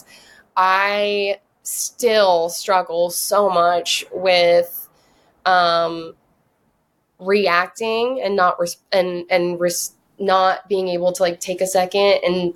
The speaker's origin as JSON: {"language": "English", "area": "Whidbey Island", "region": "Washington", "country": "United States", "tie": "born or raised there", "moved": "yes", "lives_now": "California, United States", "said": "I grew up on Whidbey Island, like 25 minutes from Surrey"}